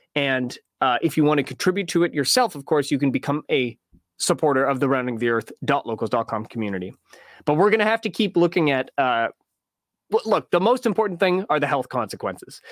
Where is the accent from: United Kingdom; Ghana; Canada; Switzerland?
Canada; in Canada, in Canadian schools, we don't learn, uh, American geography.